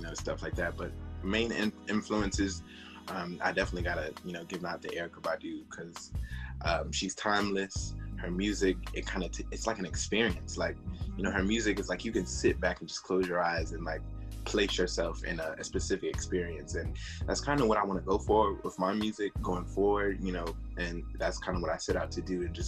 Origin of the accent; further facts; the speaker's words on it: Charlotte, North Carolina, United States; I'm from Charlotte, North Carolina. I'm 26